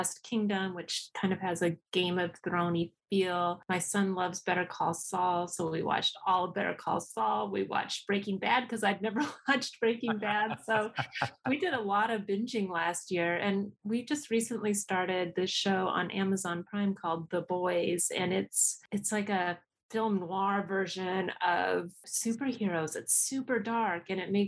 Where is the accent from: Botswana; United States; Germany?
United States; New Mexico; I'm from New Mexico